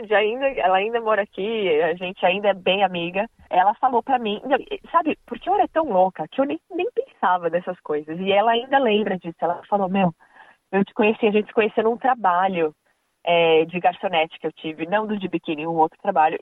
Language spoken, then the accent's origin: Portuguese; Brazil; moved away as an adult; now in Australia; a gente que é do Brasil